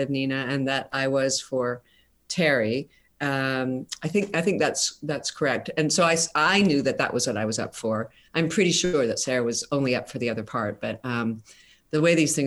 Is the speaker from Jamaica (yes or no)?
no; Canada; We pass as American, but we all are proudly Canadian.